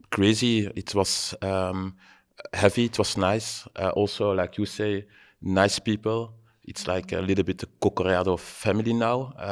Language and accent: English; Belgium; also born or lived in Leuven; Um, I'm from Belgium. Um, I'm living in Leuven.